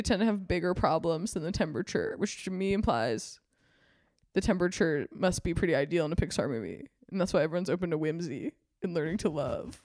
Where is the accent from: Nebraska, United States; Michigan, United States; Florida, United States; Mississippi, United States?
Mississippi, United States; now in California, United States; I'm from Mississippi